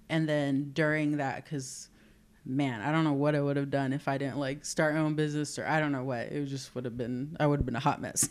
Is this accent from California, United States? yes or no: yes; Southern California, United States; moved away as an adult; also born or lived in Fort Worth, Texas / San Antonio, Texas; now in Corpus Christi, United States; I grew up in Southern California